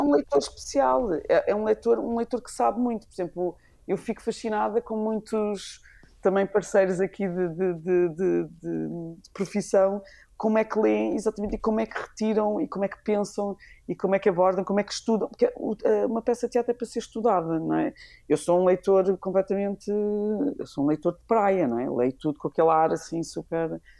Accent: Lisbon, Portugal; E eu sou dos Olivais

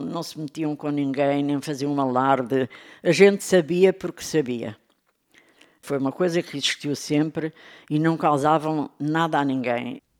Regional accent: Lisbon, Portugal; eu nasci no Hospital São José e, e fui criada em Campolide, sou toda barrista

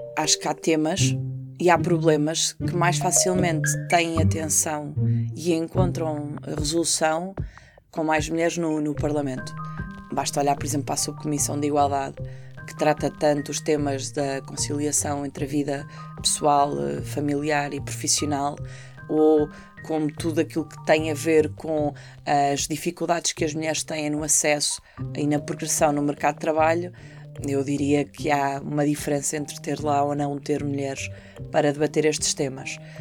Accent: Portugal; na Marinha, ainda por cima na minha terra

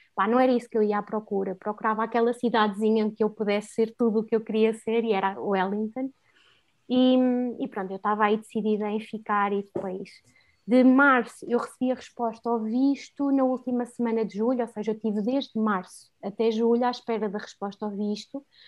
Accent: Fundão, Centro, Portugal; moved away as an adult; also born or lived in Lisbon; Eu adoro o Fundão, adoro a minha terra

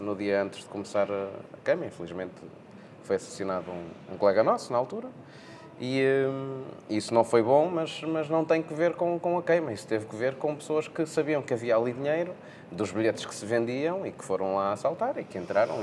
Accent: Portugal

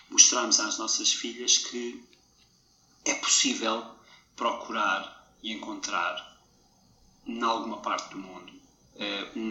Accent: Portugal; moved away as an adult; now in Denmark; isso não me torna dinamarquês. Eu sou português, eu nasci em Portugal, eu cresci em Portugal

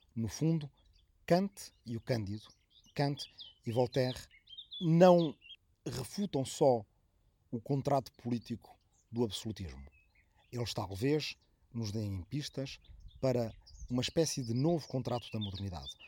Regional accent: Arrifana, Santarém District, Portugal; moved away; minha aldeia de origem de Arrifana, no Ribatejo

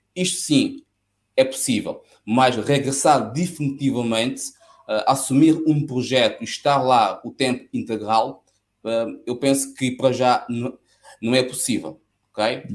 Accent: São Tomé & Príncipe; now in Coimbra, Portugal; São Tomé é a minha terra e certamente que se calhar um dia vou acabar mesmo por ah, regressar

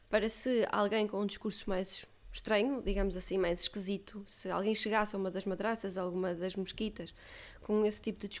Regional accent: Portugal; As nossas famílias estão cá, é este país, este país é o nosso, nós somos portugueses

